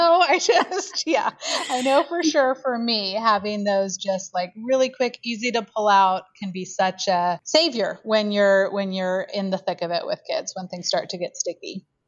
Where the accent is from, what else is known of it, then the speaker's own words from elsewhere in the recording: Portland, Oregon, United States; also born or lived in Eugene, Oregon; now in Ashland, United States; I am a native Oregonian. So I grew up in the Portland area